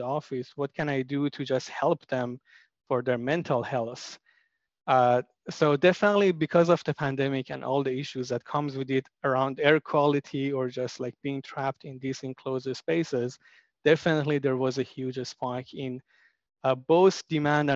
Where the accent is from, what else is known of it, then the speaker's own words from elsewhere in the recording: Iran; moved away; I'm from Iran.